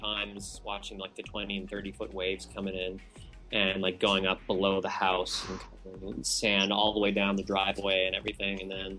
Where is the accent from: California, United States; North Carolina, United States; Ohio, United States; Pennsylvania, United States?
California, United States; also born or lived in Hawaii; oh, I was from Hawaii and I grew up in California, I must surf.